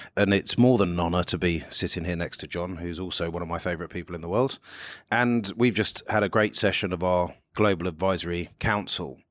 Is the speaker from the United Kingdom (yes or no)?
yes; United Kingdom; my home country where there's this small thing called Brexit going on